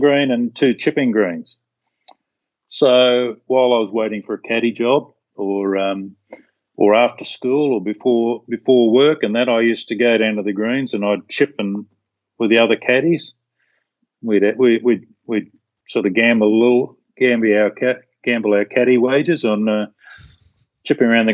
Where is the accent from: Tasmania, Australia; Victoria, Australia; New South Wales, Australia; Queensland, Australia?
New South Wales, Australia; Sydney; I grew up in Sydney.